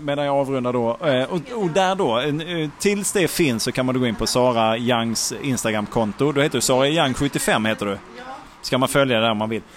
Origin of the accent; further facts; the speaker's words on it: Malmö, Skåne, Sweden; jag är född i Malmö uppvuxen